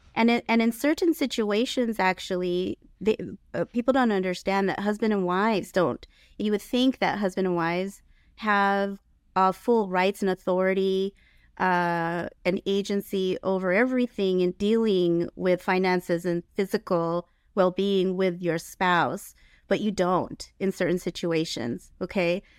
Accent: San Diego, California, United States; also born or lived in Ontario Ranch, California; now in Ontario, United States; I grew up in San Diego

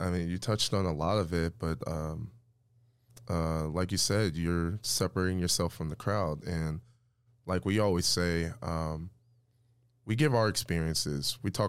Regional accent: Midwest, United States; we're all from the Midwest

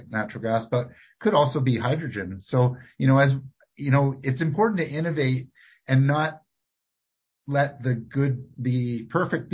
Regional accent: Victoria, British Columbia, Canada; when I was growing up in Victoria, we had industry in Victoria.

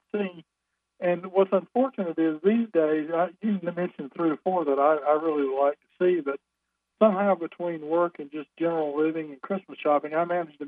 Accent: Goldsboro, North Carolina, United States; I'm from Goldsboro

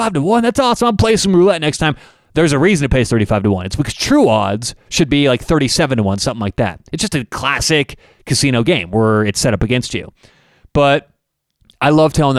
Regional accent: Denver, Colorado, United States; I'm from Denver, Colorado

